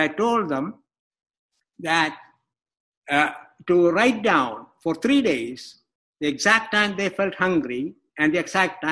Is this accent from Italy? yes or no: no; India; moved away; I grew up in India